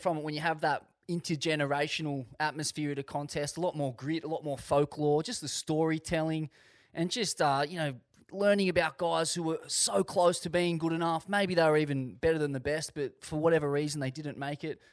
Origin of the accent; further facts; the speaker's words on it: Sydney, New South Wales, Australia; I was born in a bathtub overlooking D Y Point